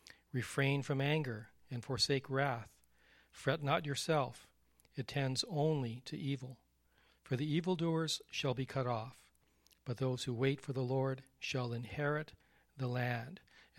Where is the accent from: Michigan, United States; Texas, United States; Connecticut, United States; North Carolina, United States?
Texas, United States; Your dad is from Texas. I'm from Texas. Texans learn how to ride horses.